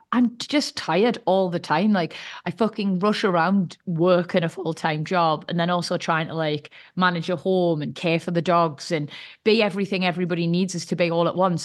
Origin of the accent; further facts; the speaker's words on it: United Kingdom; us Brits